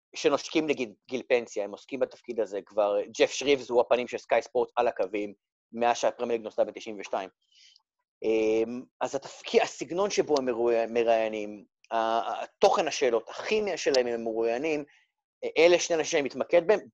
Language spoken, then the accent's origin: Hebrew; Rehovot, Central District, Israel; moved away as an adult; now in England, United Kingdom; אני גדלתי ברחובות, בביתי ברחובות